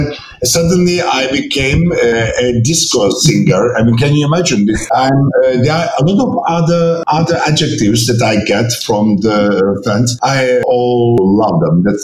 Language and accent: English; Istanbul, Turkey; English is a second language; I'm coming from German high school in Istanbul, so German was my first foreign language